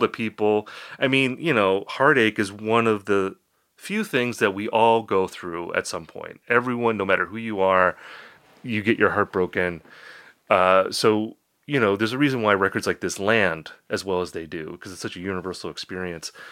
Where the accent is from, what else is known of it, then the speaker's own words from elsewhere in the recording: Appleton, Wisconsin, United States; my hometown, I'm from Appleton, Wisconsin